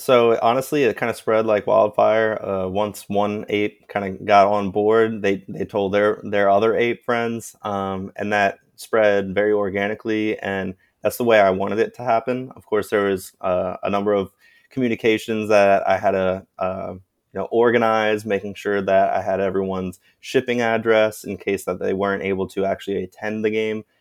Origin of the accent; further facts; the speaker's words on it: Sarasota, Florida, United States; the Little League of my hometown of Sarasota, Florida